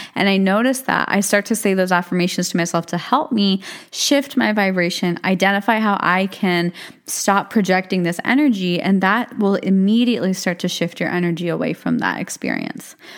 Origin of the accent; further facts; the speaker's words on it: United States; also born or lived in India; I'm born and raised in America